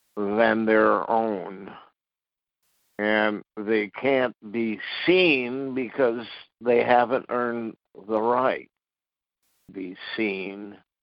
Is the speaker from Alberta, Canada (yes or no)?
no; Ottawa, Ontario, Canada; When I was 16 years old, I was graduating from Ottawa Technical High School